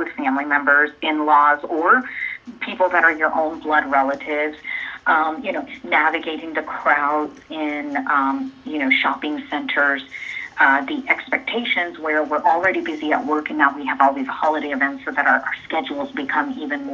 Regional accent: Danville, Illinois, United States; my childhood nickname from where I grew up in Danville, Illinois.

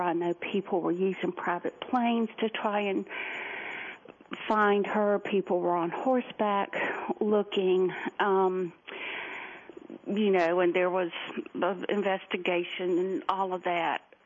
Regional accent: Columbia, South Carolina, United States; now in Greenville, United States; grew up in the capital city called Columbia, South Carolina. I live north of there in Greenville now

